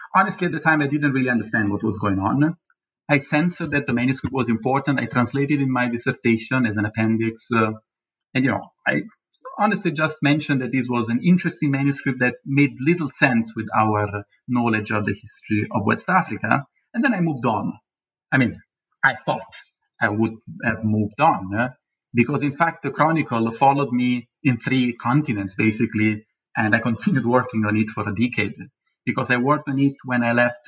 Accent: Naples, Campania, Italy; moved away; in this city, in Naples, my hometown

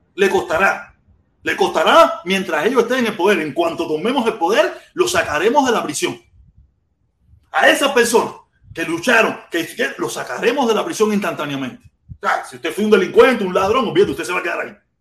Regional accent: Cuba; now in Miami, United States

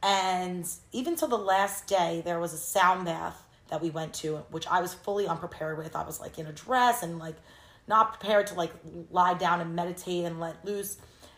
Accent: Long Island, New York, United States; moved away as an adult; also born or lived in Indiana / Los Angeles; I grew up in Long Island

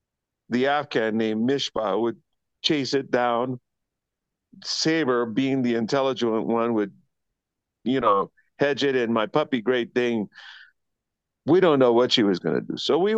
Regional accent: Panama; born there; I was born in Panama to a military family.

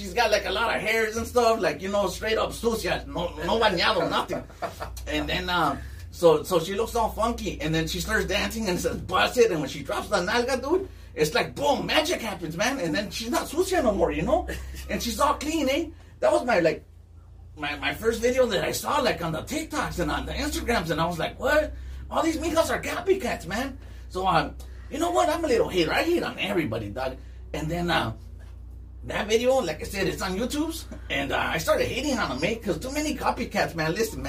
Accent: East Los Angeles, California, United States; now in Long Beach, United States; Listen, man, I come from East LA, but now I stay out of Long Beach, you know?

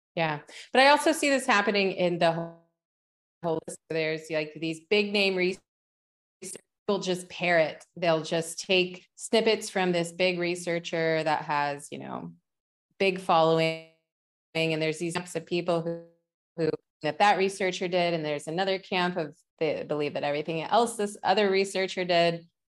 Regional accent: West Virginia, United States; moved away; I grew up in West Virginia

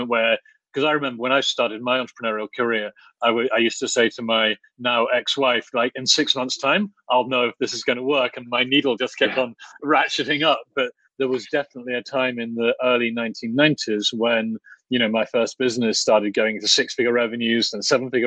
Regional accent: Oxford, South East England, United Kingdom; when I was a boy growing up in Oxford

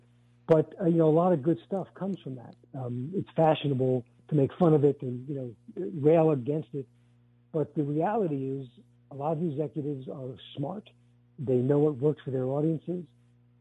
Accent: New York City, New York, United States; I grew up in Brooklyn, in a working class neighborhood

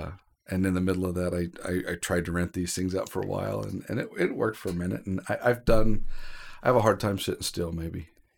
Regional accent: Idaho, United States; also born or lived in California; my parents had moved to California for a job. Mm-hmm. They had me, and at 3 months old, they moved back to Idaho.

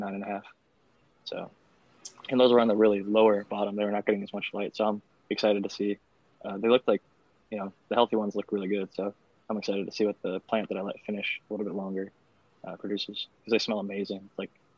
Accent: Northeast Ohio, United States; now in California, United States; I grew up in Northeast Ohio

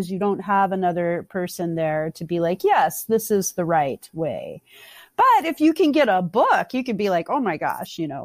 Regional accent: Tidewater, Virginia, United States; moved away; also born or lived in Burlington, Vermont; I'm from Virginia, the Tidewater area.

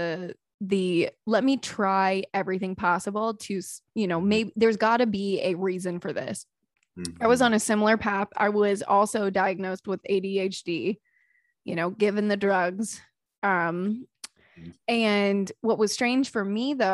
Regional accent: North Carolina, United States; I'm from North Carolina, so I know Asheville well

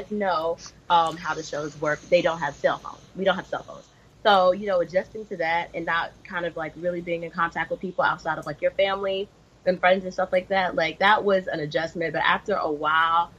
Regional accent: Memphis, Tennessee, United States; moved away as an adult; now in Los Angeles, United States; I'm from Memphis, Tennessee

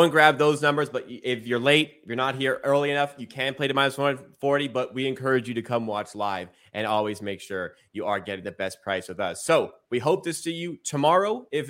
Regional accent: Canada; as a Canadian here.

